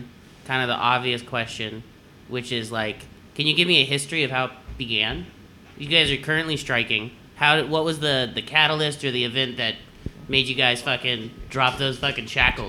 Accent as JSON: {"language": "English", "town": "Los Angeles", "region": "California", "country": "United States", "said": "I'm 15 minutes away. I'm here from Los Angeles."}